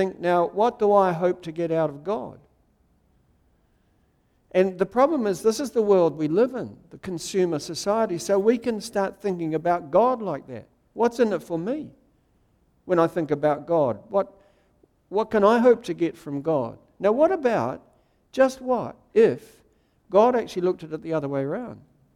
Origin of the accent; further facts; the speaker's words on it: Wellington, New Zealand; When I was a little boy, I grew up in Wellington